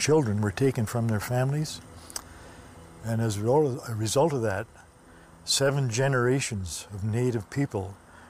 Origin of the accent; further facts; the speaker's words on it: Canada; I'm a Canadian, and I always thought Canada was the greatest country in the world.